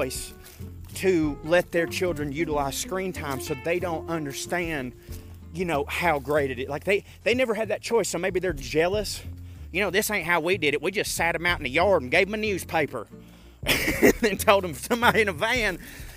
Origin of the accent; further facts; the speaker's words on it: Chickamauga, Georgia, United States; my hometown of Chickamauga, Georgia